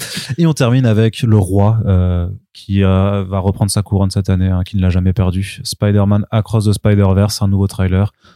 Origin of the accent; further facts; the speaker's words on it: Paris, Île-de-France, France; en tant que français en tant que parisien